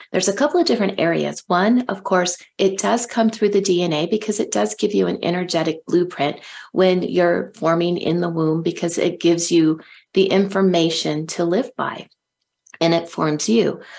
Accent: Silicon Valley, California, United States; I grew up in California um, and um, in Silicon Valley

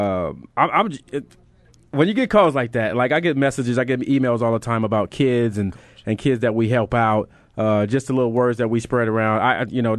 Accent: California, United States; now in Philadelphia, United States; I'm from California

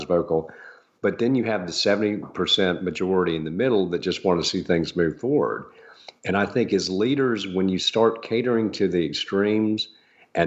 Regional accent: Augusta, Georgia, United States; When I moved back to Augusta from after having a career in real estate development, I thought things here in my hometown were great

